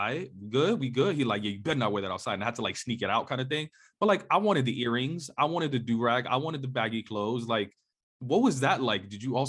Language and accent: English; New York, United States; I grew up on the East Coast, you in Jersey, I was in New York.